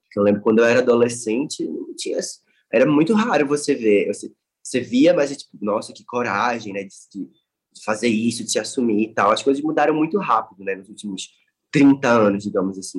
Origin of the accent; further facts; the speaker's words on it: Recife, Pernambuco, Brazil; na minha cidade natal, entendeu? Tipo, no lugar onde eu nasci